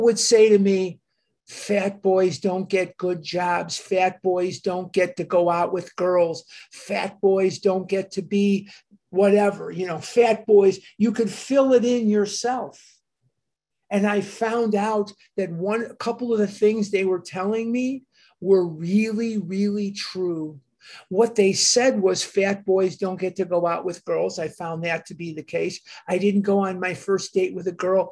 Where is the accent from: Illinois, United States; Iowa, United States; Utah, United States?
Illinois, United States; Chicago; I'm born and raised on the North Side